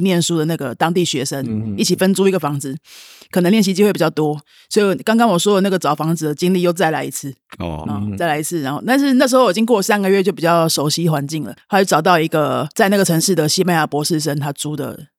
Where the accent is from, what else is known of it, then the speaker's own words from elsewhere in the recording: Taipei, Taiwan; 我在台北长大